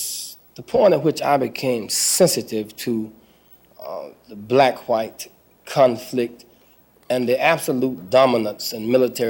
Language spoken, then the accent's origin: English; the South, United States; moved away as an adult; now in Chicago, United States; When I grew up in the South